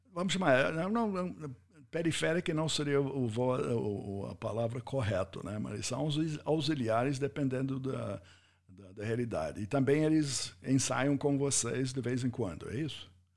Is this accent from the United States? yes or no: yes; United States; Portuguese is a second language; moved away as an adult; now in Brazil; como americano eu, eu, eu ouvi isso primeira vez nos Estados Unidos